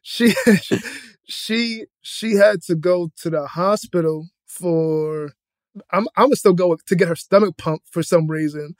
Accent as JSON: {"language": "English", "town": "Boston", "region": "Massachusetts", "country": "United States", "said": "I'm from Boston, Dorchester"}